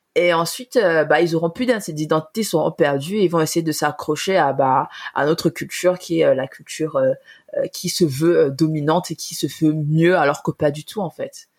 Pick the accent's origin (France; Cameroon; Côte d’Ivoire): Cameroon; moved away as an adult; quand on, a, grandi avec la nourriture camerounaise